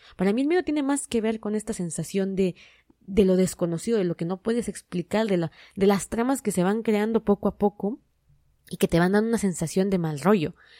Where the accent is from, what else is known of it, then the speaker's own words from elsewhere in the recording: Mexico; mi país